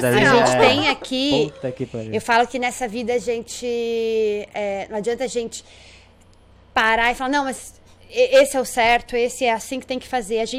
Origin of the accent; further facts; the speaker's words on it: Londrina, Paraná, Brazil; moved away as an adult; also born or lived in Belo Horizonte / Curitiba; now in Palmas, Brazil; Eu sou de Londrina, ah, tá. Paraná.